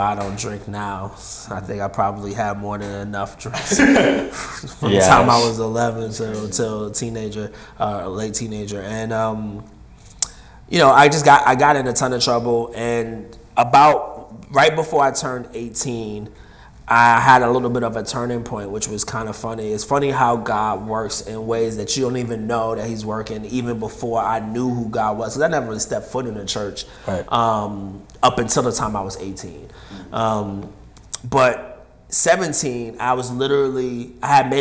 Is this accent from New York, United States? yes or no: yes; New York, United States; moved away as an adult; also born or lived in Oklahoma City; now in San Francisco, United States; I'm from New York originally.